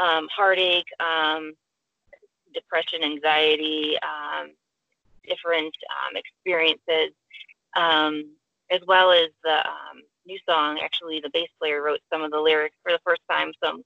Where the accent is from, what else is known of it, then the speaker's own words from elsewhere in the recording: Chicago, Illinois, United States; we're from the Chicago area